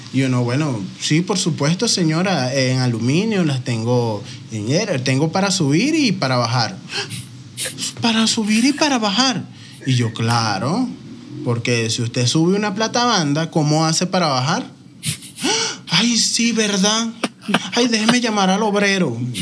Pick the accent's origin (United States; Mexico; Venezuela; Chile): Venezuela; now in Colombia; yo, no, venezolano, mucho orgullo